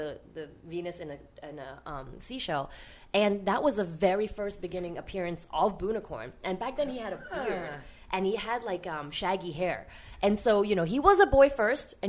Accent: Hong Kong; moved away as an adult; now in New York, United States; I'm originally from Hong Kong. So before I went to art school in the city, I actually grew up in Hong Kong.

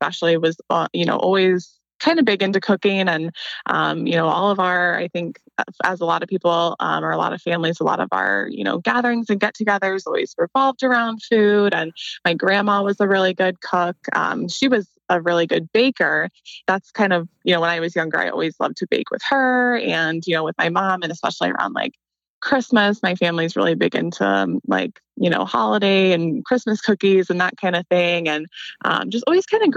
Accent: Columbus, Ohio, United States; I'm from Columbus too

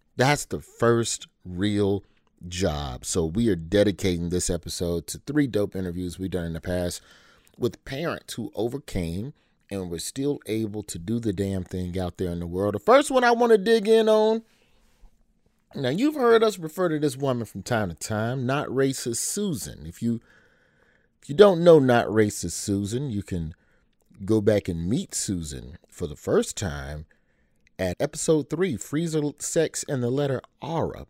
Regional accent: Alabama, United States; my home state of Alabama

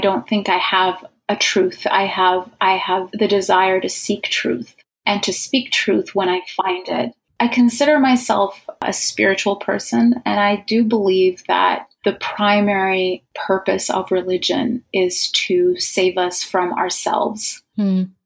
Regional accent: Egypt; moved away; I was originally from Egypt

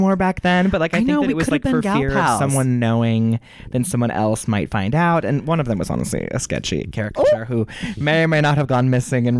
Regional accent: Cleveland, Ohio, United States; Growing up in Cleveland

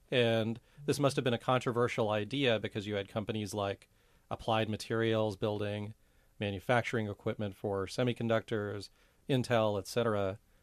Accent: Silicon Valley, California, United States; as a young Indian person here growing up in the Silicon Valley

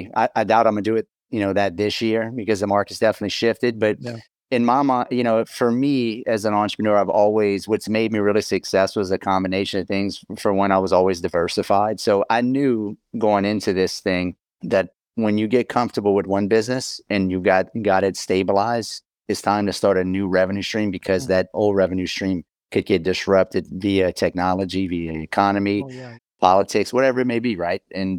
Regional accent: Louisiana, United States; A lot of times I'm from South Louisiana.

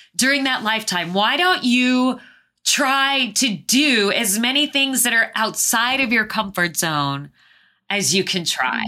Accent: Phoenix, Arizona, United States; moved away; also born or lived in Southeast Asia; I was born and raised in Phoenix, Arizona.

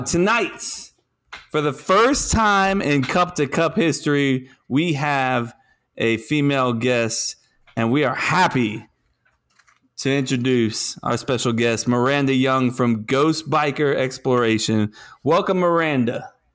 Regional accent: the South, United States; accent: southern

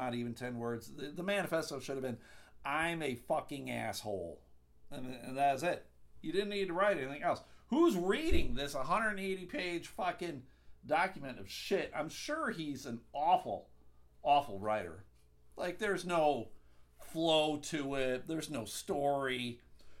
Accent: Clarence, New York, United States; moved away; also born or lived in Fredonia, New York / Buffalo, New York; I grew up in Clarence, New York, right outside of Buffalo

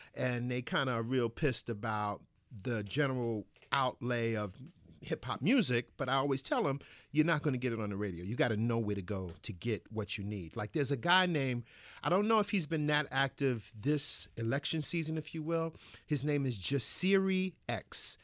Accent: New York City, New York, United States; I grew up in Bed-Stuy, Brooklyn, Bedford-Stuyvesant section of Brooklyn

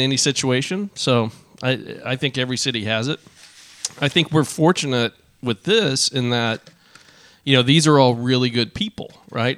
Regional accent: Arlington, Texas, United States; I grew up in Arlington

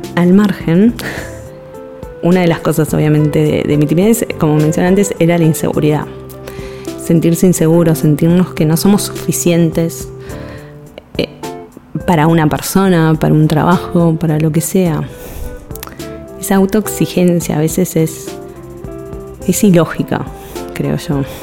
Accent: Buenos Aires, Argentina; soy ilustradora de Buenos Aires, Argentina

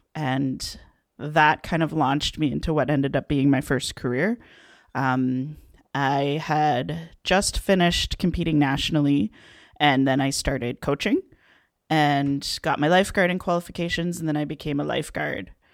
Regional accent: Waterdown, Ontario, Canada; I'm from Waterdown, Ontario um, which is technically part of Hamilton

